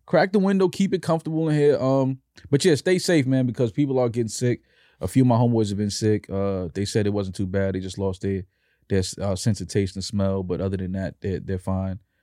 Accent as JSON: {"language": "English", "town": "New York City", "region": "New York", "country": "United States", "tie": "born or raised there", "said": "growing up in New York"}